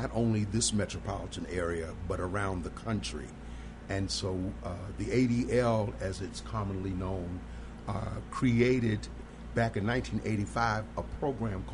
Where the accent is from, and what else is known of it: Baltimore, Maryland, United States; born or raised there; now in Chicago, United States